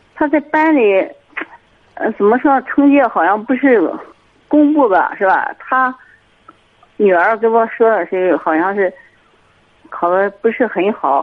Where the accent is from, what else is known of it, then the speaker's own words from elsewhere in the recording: Jinan, Shandong, China; 我是沈门济南的